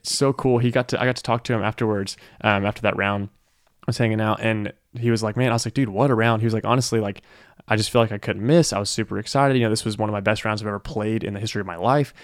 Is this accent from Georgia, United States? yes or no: yes; Powder Springs, Georgia, United States; I'm from Powder Springs, Georgia.